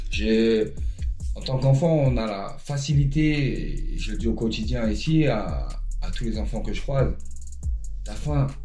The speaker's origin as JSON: {"language": "French", "town": "Chantraine", "region": "Grand Est", "country": "France", "said": "savaient que je venais de Chantraine donc"}